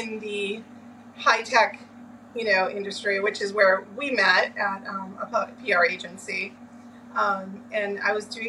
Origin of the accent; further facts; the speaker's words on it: Lynn, Massachusetts, United States; I grew up in Lynn, Massachusetts.